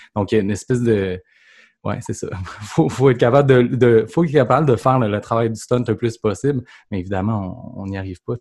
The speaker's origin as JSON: {"language": "French", "town": "Saint-Joachim-de-Shefford", "region": "Quebec", "country": "Canada", "tie": "born or raised there", "said": "je suis un petit gars de Saint-Joachim de Shefford. C'est à côté de Grambay, Donc, vraiment la campagne."}